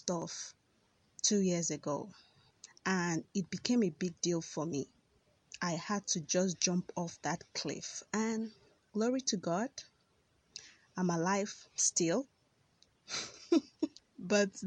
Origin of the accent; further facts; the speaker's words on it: Nigeria; born and bred in Nigeria